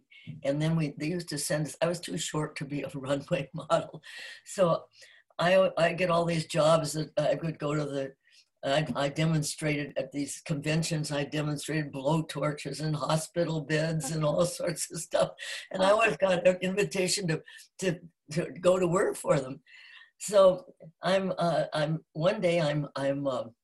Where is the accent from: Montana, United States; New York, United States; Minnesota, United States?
Minnesota, United States; Minneapolis; now in California, United States; I was born in Minneapolis, Minnesota. And I came out here in California during World War II, before the war ended